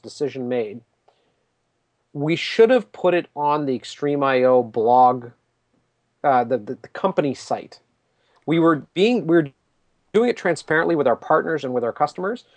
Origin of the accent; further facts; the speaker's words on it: Canada; I'm Canadian